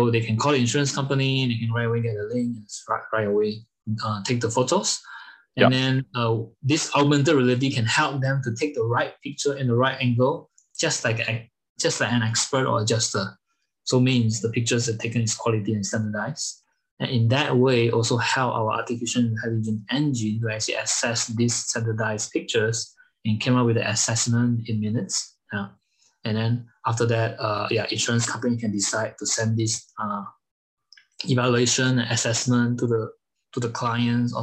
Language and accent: English; Malaysia; moved away as an adult; now in Germany; I'm originally from Malaysia, and I've been in Europe for over like 8 years